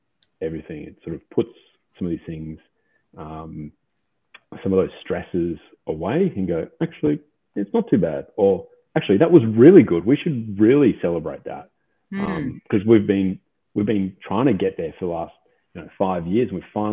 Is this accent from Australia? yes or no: yes; Australia; I grew up here playing rugby